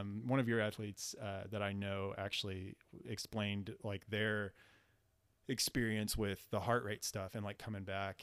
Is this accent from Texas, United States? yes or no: yes; San Antonio, Texas, United States; we're from San Antonio